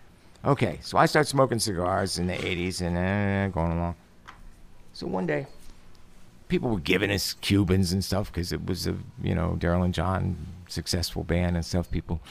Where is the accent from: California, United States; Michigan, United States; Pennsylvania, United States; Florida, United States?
Pennsylvania, United States; Stroudsburg; When I was a little kid, there was a tiny little two-block area of my hometown, Stroudsburg, Pennsylvania, the Italian section.